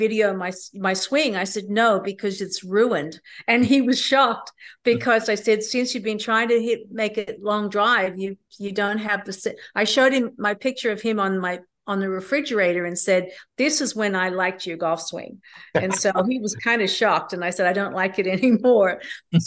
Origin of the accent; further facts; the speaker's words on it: Australia; Magenta Shores, which is up in my hometown in Australia